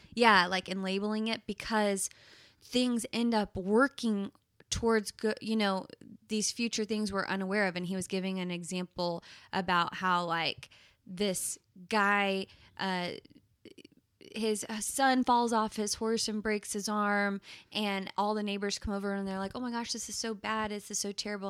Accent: Plano, Texas, United States; my hometown, Plano, Texas

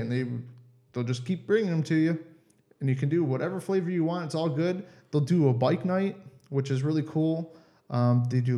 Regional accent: Cleveland, Ohio, United States; moved away as an adult; now in Germany; I'm from Ohio, Cleveland area

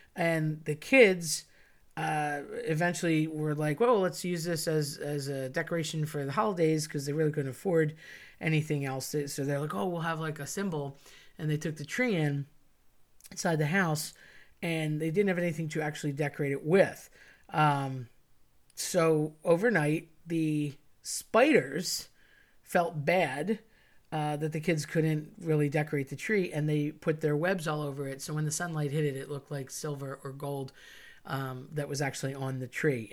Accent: United States; as an American

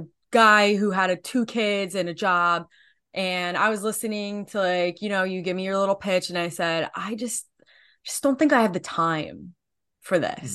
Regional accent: New Jersey, United States; I am from New Jersey

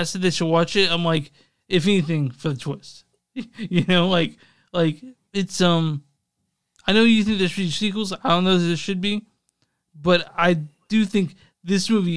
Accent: the South, United States; You and I grew up in the South

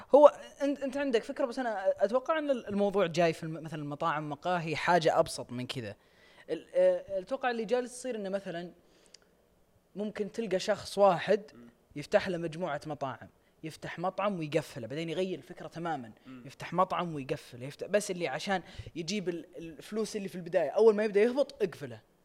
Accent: Riyadh, Riyadh Province, Saudi Arabia; عندنا في الرياض

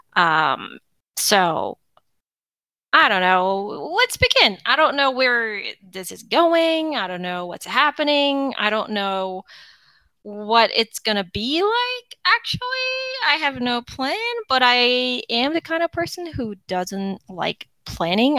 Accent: Seoul, South Korea; moved away as an adult; now in United States; I am originally from South Korea, Seoul. I got married and I uh, um, came to the United States

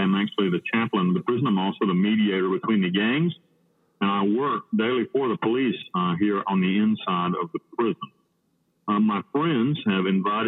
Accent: Western North Carolina, United States; moved away as an adult; now in Panama; I grew up in Western North Carolina

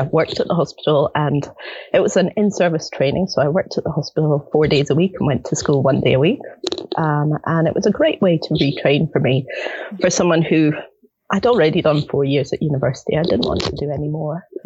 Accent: Edinburgh, Scotland, United Kingdom; moved away as an adult; also born or lived in Netherlands; now in Tauranga, New Zealand; I was born and brought up in Edinburgh, Scotland

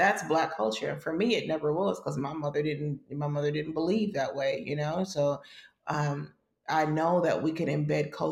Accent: United States; a Black person growing up in America

